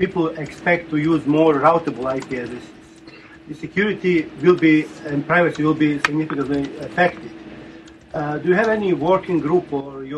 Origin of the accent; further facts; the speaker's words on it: Bosnia & Herzegovina; moved away; I'm from Balkan, of course, from Bosnia